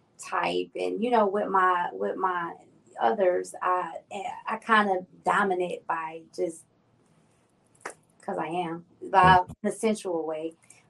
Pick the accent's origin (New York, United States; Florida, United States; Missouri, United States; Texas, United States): New York, United States; now in North Carolina, United States; Yes, I've been in Carolina for about 4 years now, too.